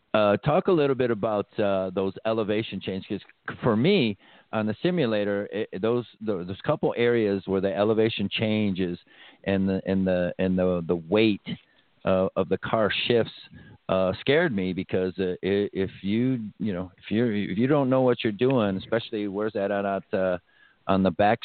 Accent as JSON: {"language": "English", "town": "Detroit", "region": "Michigan", "country": "United States", "said": "I'm originally from Detroit, so I buy into that 100%."}